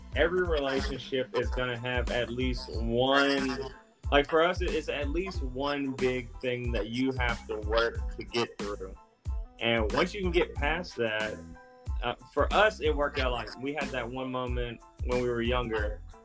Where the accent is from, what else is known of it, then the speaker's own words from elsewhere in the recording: Columbus, Georgia, United States; Columbus, Georgia.